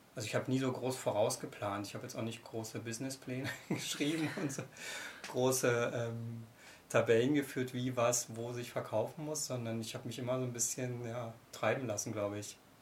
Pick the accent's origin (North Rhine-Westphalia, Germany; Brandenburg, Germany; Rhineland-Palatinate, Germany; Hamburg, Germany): Brandenburg, Germany; also born or lived in Köpenick / Müggelsee area, Berlin / Potsdam; Brandenburg ist meine Heimat, da bin ich geboren und aufgewachsen